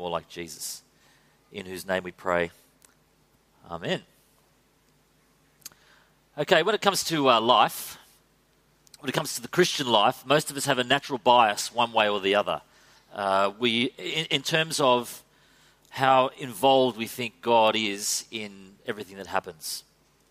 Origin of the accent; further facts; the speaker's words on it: Australia; as Aussie men